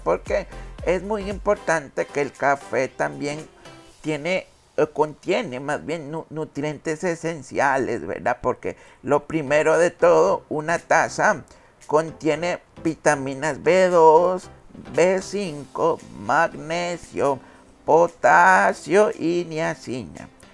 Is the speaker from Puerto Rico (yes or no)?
no; Costa Rica